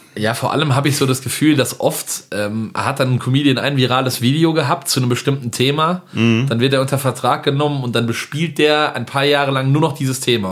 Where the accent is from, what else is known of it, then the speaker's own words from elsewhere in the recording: village near Winterberg, Siegen-Wittgenstein, North Rhine-Westphalia, Germany; moved away; bei uns in Merdeburg kann man auch wirklich sehr gut langlaufen und ich habe gerade noch mit meiner Mutter telefoniert, bei uns schneit es auch gerade tatsächlich